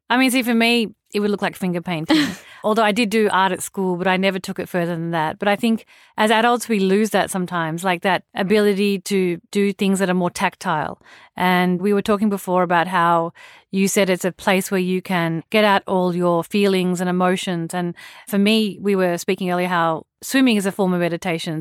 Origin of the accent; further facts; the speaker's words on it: Australia; moved away as an adult; also born or lived in India; I grew up in Australia